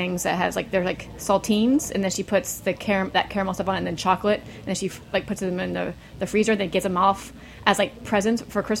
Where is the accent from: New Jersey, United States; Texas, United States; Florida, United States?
Florida, United States; Jacksonville; Jacksonville, Florida. People don't think it's the South, but it is the South.